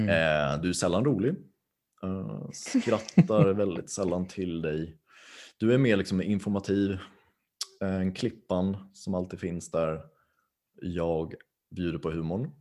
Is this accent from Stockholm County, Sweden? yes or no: yes; Tyresö, Stockholm County, Sweden; jag är från Tyresö, Stockholms län. Så jag är stockholmare